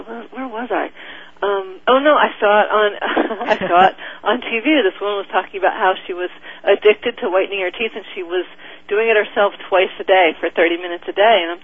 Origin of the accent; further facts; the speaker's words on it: Albany, New York, United States; also born or lived in Long Island, New York; we moved from Long Island, New York to Albany, New York